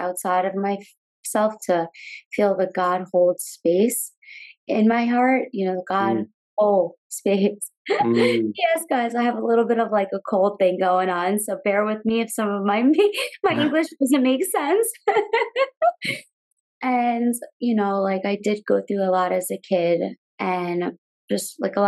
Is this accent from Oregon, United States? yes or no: no; Long Island, New York, United States; Growing up in Long Island, New York